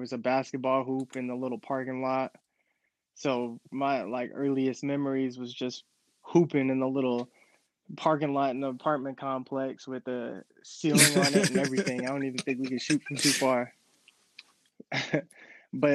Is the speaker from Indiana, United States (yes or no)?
no; El Cerrito, California, United States; also born or lived in Hilltop, Richmond, California; I grew up in the Bay Area, El Cerrito, to be exact, when I was a young kid